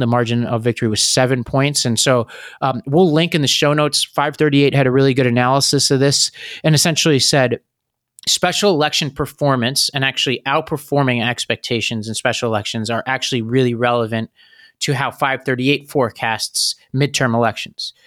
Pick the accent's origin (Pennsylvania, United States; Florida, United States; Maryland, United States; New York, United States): New York, United States; my home state of New York